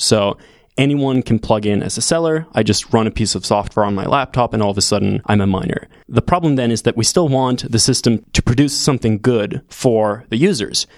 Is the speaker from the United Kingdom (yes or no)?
no; Sweden; moved away as an adult; also born or lived in California; I'm originally from Sweden, moved to California to do a C S at Stanford four years ago in twenty fourteen